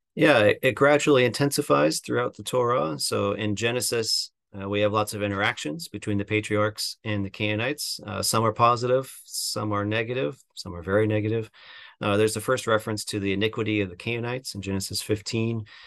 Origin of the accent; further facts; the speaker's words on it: Seattle, Washington, United States; also born or lived in Chicago; now in Southern California, United States; I'm from the Seattle area